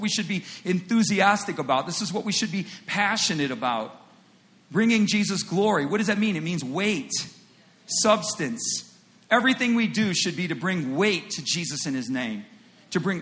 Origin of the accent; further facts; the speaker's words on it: United States; In the United States, and I'm an American